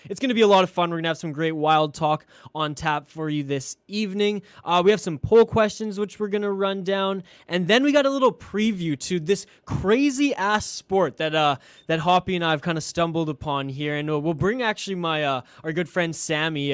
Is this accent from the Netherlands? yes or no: no; Vancouver Island, British Columbia, Canada; I'm actually from Vancouver Island, British Columbia, Canada, as west coast as you can get here